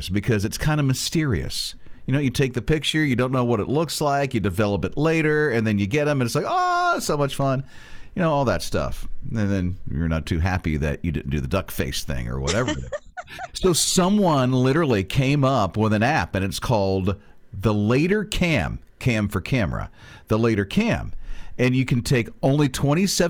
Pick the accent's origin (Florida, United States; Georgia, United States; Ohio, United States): Florida, United States; born or raised there; moved away